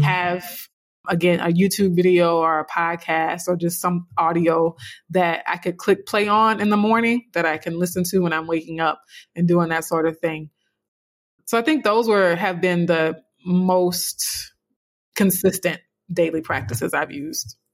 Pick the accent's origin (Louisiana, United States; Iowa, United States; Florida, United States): Louisiana, United States; South; a dark skinned, you know, black girl growing up in South Louisiana